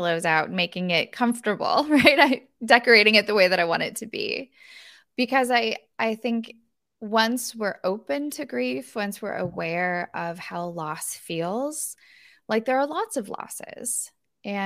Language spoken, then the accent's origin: English; Northern California, United States; my hometown of Northern California